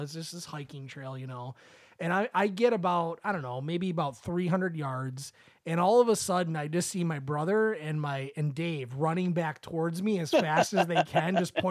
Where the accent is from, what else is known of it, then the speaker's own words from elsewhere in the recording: Michigan, United States; we're from Michigan, so it's like it's flat land